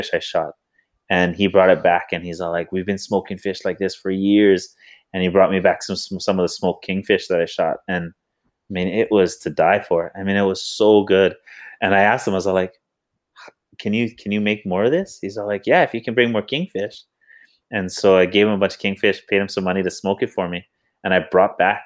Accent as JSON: {"language": "English", "region": "Hawaii", "country": "United States", "said": "I'm a proud Hawaiian and I'm a proud American"}